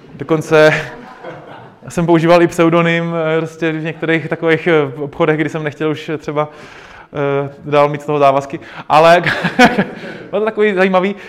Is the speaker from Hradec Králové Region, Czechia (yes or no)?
yes; Náchod, Hradec Králové Region, Czechia; já jsem z Náchoda